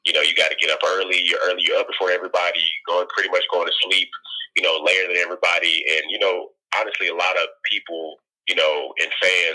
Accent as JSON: {"language": "English", "town": "Galveston", "region": "Texas", "country": "United States", "tie": "born or raised there", "also_born_or_lived": "Houston, Texas", "said": "I'm originally was born and raised in Galveston, but also, you know, was raised in Houston a bit. Moved there when I was like 12 or 13"}